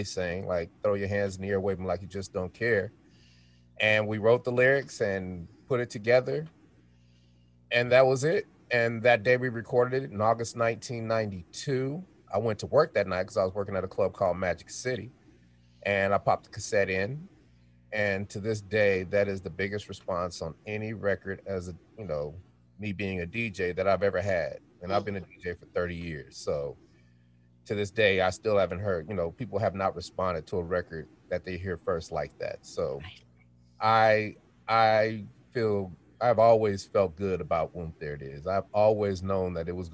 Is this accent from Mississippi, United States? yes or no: no; Denver, Colorado, United States; moved away as an adult; also born or lived in Sacramento, California / Atlanta, Georgia; we're from Denver. We met in high school